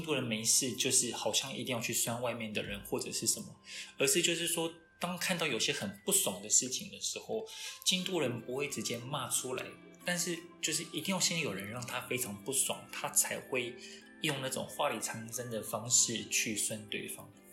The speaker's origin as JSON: {"language": "Chinese", "country": "Taiwan", "said": "我们台湾人"}